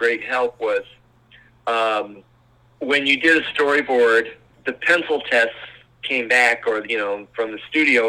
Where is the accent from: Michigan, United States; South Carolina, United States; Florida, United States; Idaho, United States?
Michigan, United States; Pontiac; also born or lived in Battle Creek, Michigan; I lived in Battle Creek later. I grew up in Pontiac.